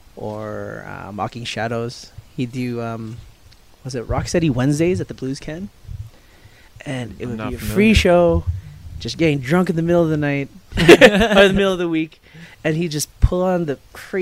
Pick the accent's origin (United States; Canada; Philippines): Canada; Winnipeg, Manitoba; now in Calgary, Canada; I'm from Peg City, Winnipeg.